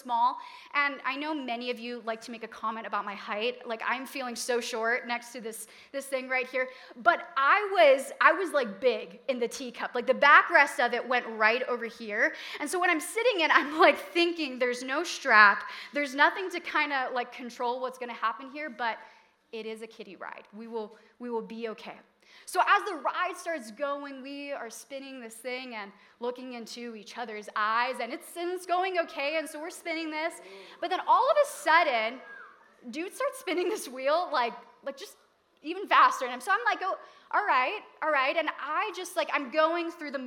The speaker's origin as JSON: {"language": "English", "region": "Hawaii", "country": "United States", "moved": "as an adult", "said": "I was from Hawaii"}